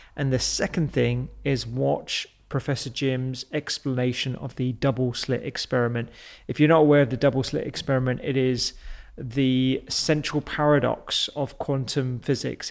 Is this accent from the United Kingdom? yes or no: yes; London, United Kingdom; being a Londoner